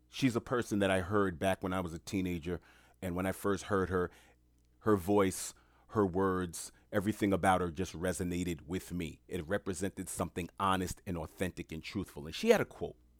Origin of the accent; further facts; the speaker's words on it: New York City, New York, United States; I'm born and raised in New York City